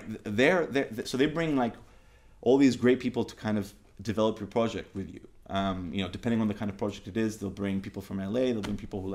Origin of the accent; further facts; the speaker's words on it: Cyprus; I'm from Cyprus